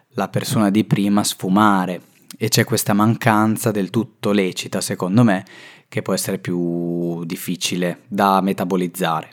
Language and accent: Italian; Rimini, Emilia-Romagna, Italy; now in Milan, Italy; io vengo da Rimini e ora vivo a Milano